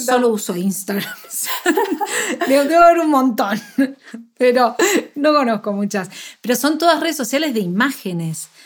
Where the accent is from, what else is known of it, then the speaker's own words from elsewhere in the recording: Argentina; yo soy de Argentina